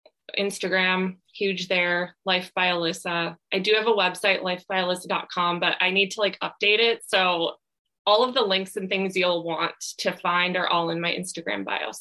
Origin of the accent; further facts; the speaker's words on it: Midwest, United States; like I'm from the Midwest, so I love like cheese curds.